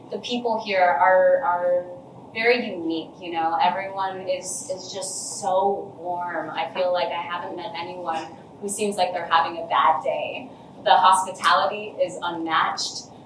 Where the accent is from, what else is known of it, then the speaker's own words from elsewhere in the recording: United States; I was definitely raised very American